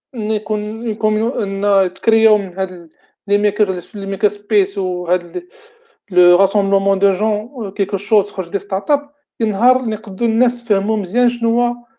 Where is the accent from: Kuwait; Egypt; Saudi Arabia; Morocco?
Morocco; عندنا في المغرب